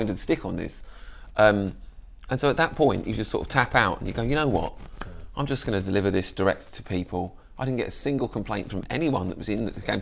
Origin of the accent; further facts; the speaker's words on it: Croydon, London, United Kingdom; also born or lived in Balham, London; I grew up in Croydon, which is a great... And I don't live too far from there now. I live in Balham, which is like just South London